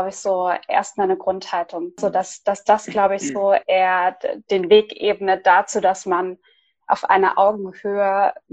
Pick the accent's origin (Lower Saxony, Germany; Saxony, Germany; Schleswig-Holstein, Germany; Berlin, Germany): Berlin, Germany; dass ich gebürtige Weddingerin bin. Also mhm. wir drei sind, glaube ich, Ur-BerlinerInnen und das ist, glaube ich, auch eine Einzigartigkeit.